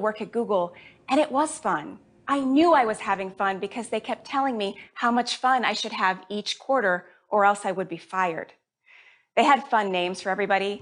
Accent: Jamaica; I was born in Jamaica. My whole family is Jamaican

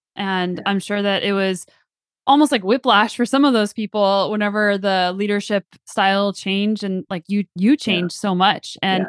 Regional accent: New Mexico, United States; also born or lived in West Coast, Canada; now in Canada; I'm originally from the New Mexico.

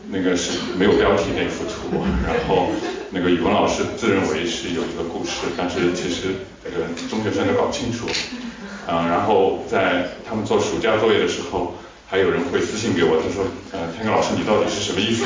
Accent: Shanghai, China; 我是出生在法租界嘛，就是那边全是法国人

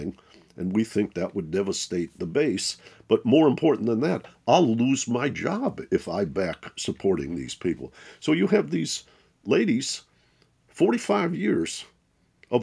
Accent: Detroit, Michigan, United States; I grew up in Detroit, Michigan.

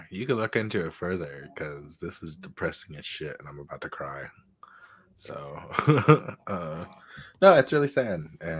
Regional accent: Gaza, Gaza Strip, Palestine; I grew up in Gaza, the very tiny place.

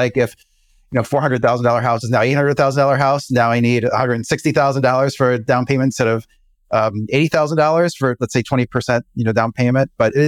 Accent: Chicago, Illinois, United States; Yeah, you know, I grew up in the Chicago area.

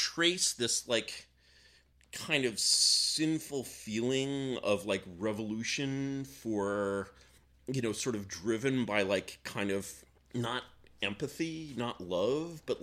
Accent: United States; as an American

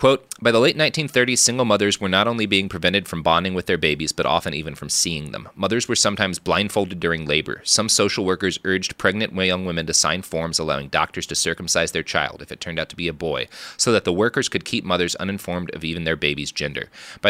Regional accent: Texas, United States

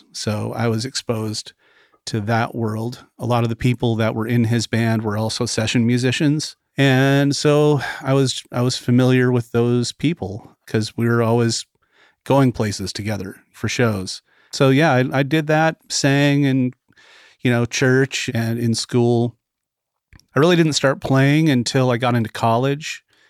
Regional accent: Vancouver, Washington, United States; now in Muscle Shoals, United States; I was born and raised in Vancouver, Washington, which is at the very southern end of Washington State. It's actually a suburb of Portland, Oregon. So I grew up about 10, 15 minutes away from downtown Portland, but on the north side of the Columbia River.

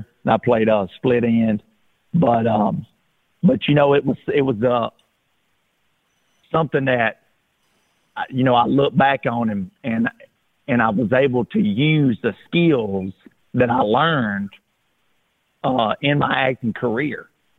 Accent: Alabama, United States; growing up in Alabama, you know, we love to get outside and play ball

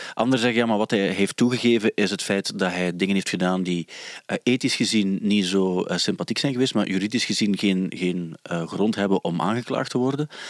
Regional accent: Sint-Niklaas, Flanders, Belgium; accent: Sint-Niklaas; Maar wat wij hebben, en dus Sint-Niklaas, dat is eigenlijk een heel modder accent. Ik, heb dat ook

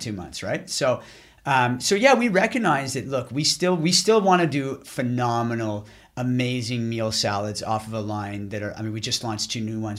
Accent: Ottawa, Ontario, Canada; moved away as an adult; also born or lived in Boston / Montreal; back to Ottawa, where I'm from

